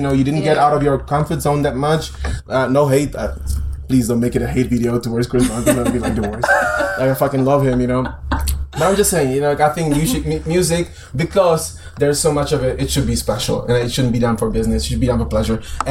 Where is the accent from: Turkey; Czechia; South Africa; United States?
Czechia; Prague; Like I'm from Prague. I live in Prague